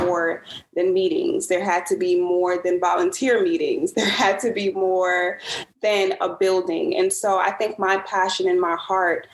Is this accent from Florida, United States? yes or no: no; Brooklyn, New York, United States; moved away as an adult; now in Atlanta, United States; I'm born and raised in Brooklyn. I am 29 years old. I currently live in Atlanta